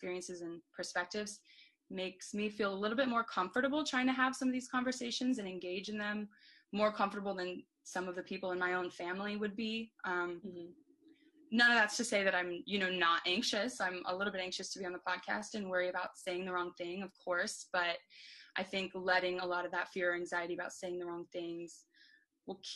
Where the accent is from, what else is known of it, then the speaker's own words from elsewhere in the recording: Florida, United States; growing up in Florida